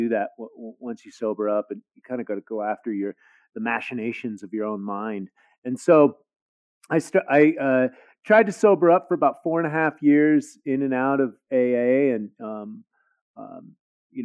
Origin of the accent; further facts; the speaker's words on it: San Francisco, California, United States; I grew up in the Haight-Ashbury when I was very small in the summer of love, 1967, Haight-Ashbury district of San Francisco